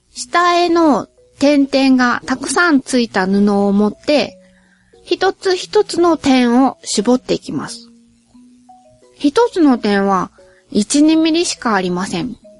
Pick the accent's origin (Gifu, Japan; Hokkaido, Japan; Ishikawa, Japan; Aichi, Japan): Aichi, Japan; Nagoya; 両親ともに名古屋出身で、どっちの祖先もずーっと名古屋に住み続けてきたらしいですし、私も名古屋から出たことがないですし